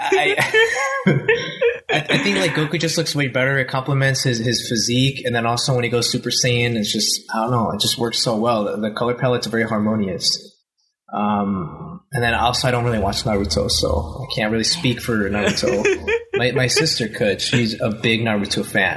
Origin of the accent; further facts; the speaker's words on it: Anaheim, California, United States; I reside in Anaheim, California, born and raised in Anaheim.